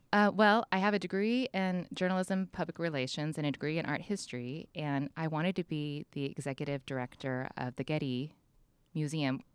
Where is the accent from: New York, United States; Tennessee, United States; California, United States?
California, United States; San Diego; moved away as an adult; also born or lived in Orange County; now in San Luis Obispo, United States; I was raised primarily in San Diego and Orange County